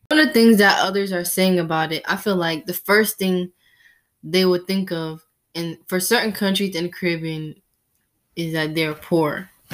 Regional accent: United States; I was born here in the United States.

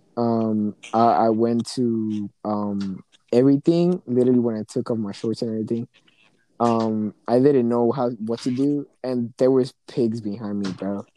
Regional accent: United States; It's my parents' home country because I was born here in the U.S.

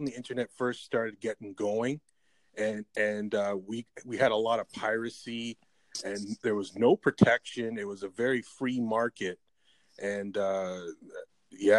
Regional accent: Canada; I grew up in Canada

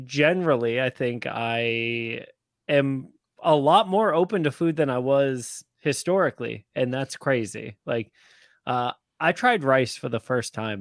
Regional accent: Massachusetts, United States; Growing up in Massachusetts

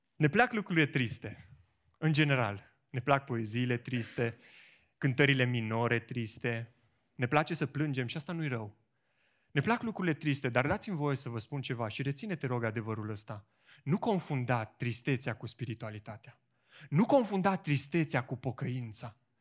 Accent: Romania; noi românii

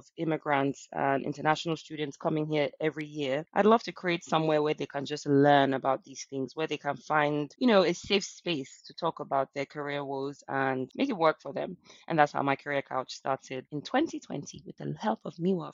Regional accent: Lagos, Nigeria; moved away as an adult; now in London, United Kingdom; I've worked in Nigeria, my home country, Lagos, Nigeria. That's basically where I started my career. And then I moved to London in 2018

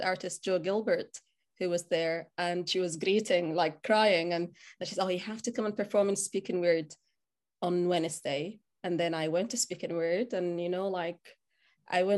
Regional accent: Sudan; first language Arabic; English is a second language; moved away as an adult; also born or lived in Aberdeen / Glasgow / Liverpool / Aberdeenshire; now in United Kingdom; I am originally from Sudan, born and raised, which is a country in the northeast of Africa.

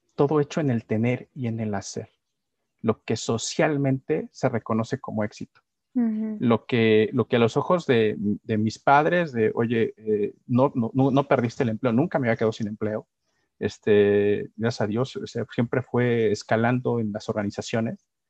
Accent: San Miguel de Allende, Guanajuato, Mexico; Yo me considero sanmiguelense, amo mi pueblo

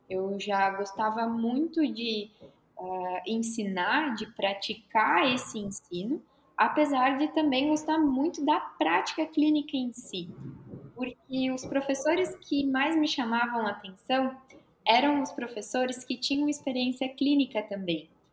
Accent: Rio Grande do Sul, Brazil; moved away as an adult; also born or lived in Caxias do Sul; now in Florianópolis, Brazil; sou gaúcha

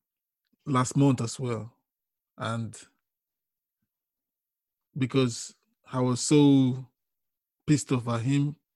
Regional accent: Nigeria; We grew up together in Nigeria

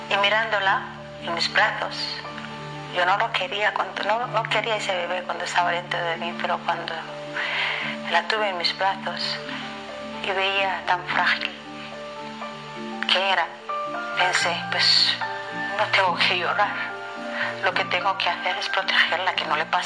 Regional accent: Kenya; moved away; viajamos desde mi pueblo Gareza, Kenia

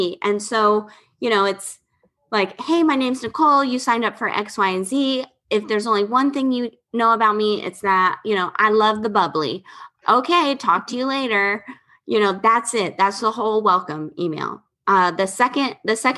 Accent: Florida, United States; I'm from Florida

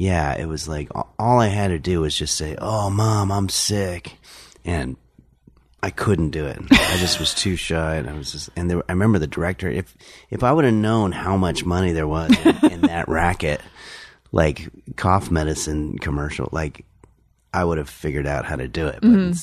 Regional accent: Englewood, New Jersey, United States; also born or lived in New York City; now in Los Angeles, United States; I was born in New York City. And then when I was 8, we moved to Englewood, New Jersey. And then moved out here when I was 13.

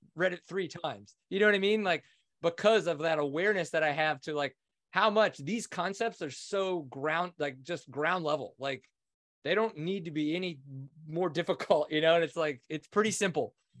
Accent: Kinder, Louisiana, United States; I grew up just outside of New Orleans in Kinder, Louisiana

